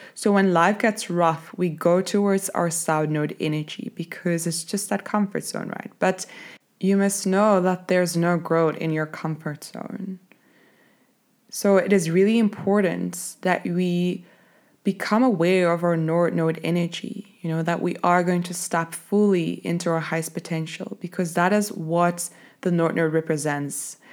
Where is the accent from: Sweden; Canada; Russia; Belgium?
Belgium; moved away as an adult; now in Cape Town, South Africa; I'm originally from Belgium, but I live in Cape Town.